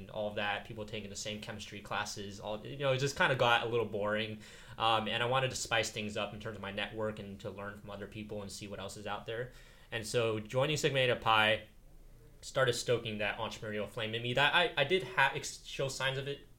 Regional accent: Silicon Valley, California, United States; I grew up in Silicon Valley

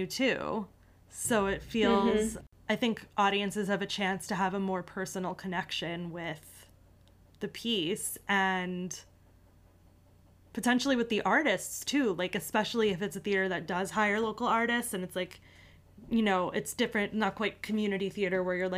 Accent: New York City, New York, United States; I'm truly a New Yorker.

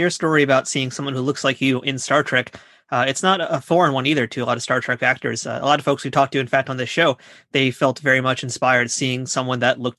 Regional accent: New York City, New York, United States; I'm actually from Queens also, so I'm a New Yorker myself.

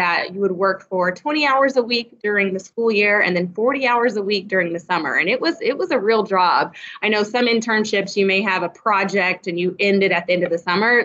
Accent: Bartlesville, Oklahoma, United States; moved away; I'm originally from Bartlesville, Oklahoma

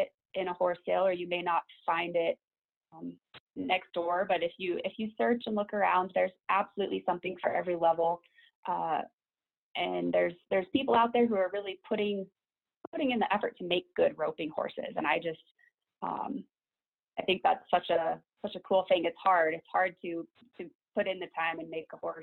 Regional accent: Elizabeth, Colorado, United States; I grew up in Elizabeth. I've been here, lived in this town since I was about 8 years old

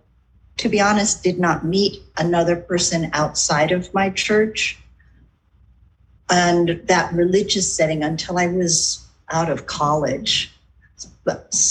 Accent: San Diego, California, United States; moved away; also born or lived in New York / Oakland, California / Berkeley, California; I was born in California, Southern California, in San Diego, about now it is 63 years ago

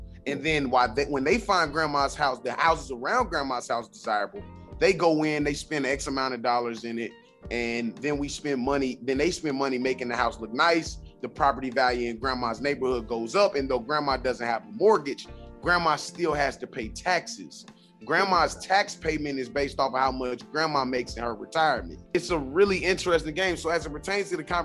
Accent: Winston-Salem, North Carolina, United States; I'm originally from Winston-Salem

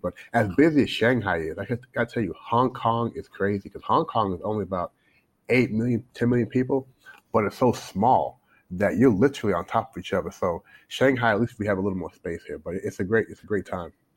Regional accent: Louisville, Kentucky, United States; born or raised there; moved away as an adult; also born or lived in Toronto, Canada; now in China

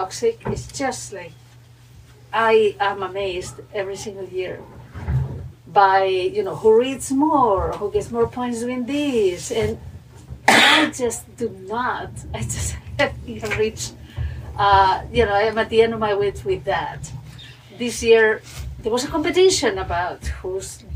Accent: Spain; moved away as an adult; now in Oak Park, United States; I'm also from Spain. I used to be a high school philosophy teacher there

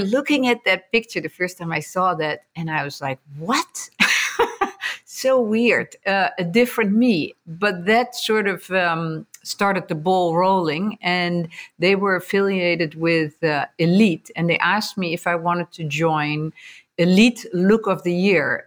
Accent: Netherlands; moved away as an adult; also born or lived in America; now in United States; growing up in Holland, um, born and raised

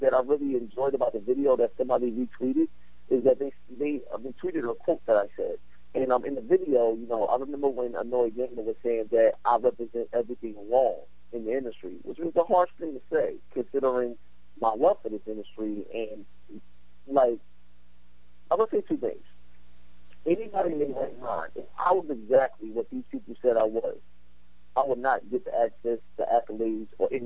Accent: New York City, New York, United States; I'm from Brooklyn. I'm from East New York. I'm from the streets.

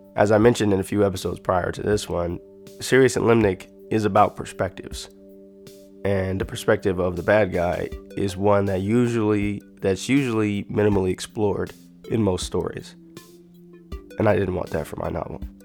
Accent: United States; as an American

